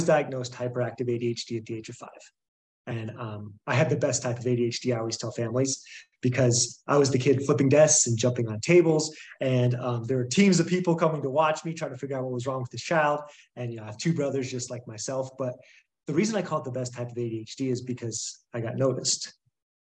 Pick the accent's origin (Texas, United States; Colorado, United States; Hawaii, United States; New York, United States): Colorado, United States; Boulder; moved away as an adult; also born or lived in Ohio; I'm from Boulder, Colorado